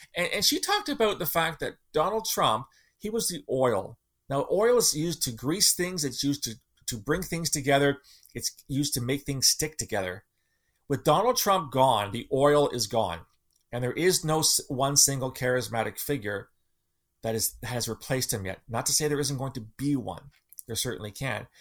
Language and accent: English; Canada; as a Canadian